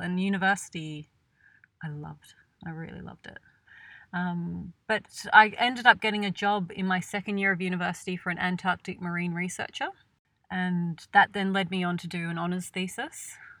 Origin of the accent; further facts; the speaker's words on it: New South Wales, Australia; I'm from Australia. I'm from a small country town between Sydney and Canberra.